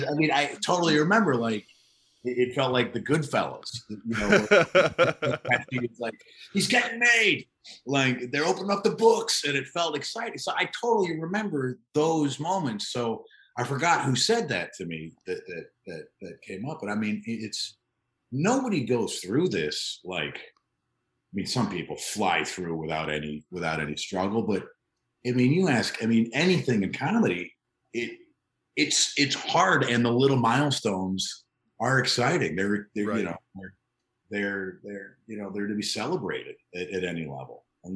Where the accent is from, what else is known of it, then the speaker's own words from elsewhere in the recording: Chicago, Illinois, United States; moved away as an adult; also born or lived in New York / Iowa / Los Angeles; now in Oklahoma City, United States; I grew up in the Chicagoland area.